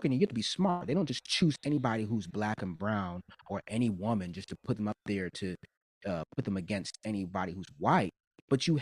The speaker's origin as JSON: {"language": "English", "town": "New York City", "region": "New York", "country": "United States", "tie": "born or raised there", "said": "I grew up in New York, right? But I had to go to the school that was zoned in my zip code. Even though I lived in the city"}